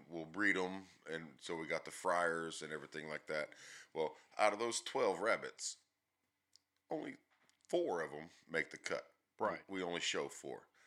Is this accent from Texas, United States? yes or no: yes; Athens, Texas, United States; in East Texas, Athens, Texas, born and raised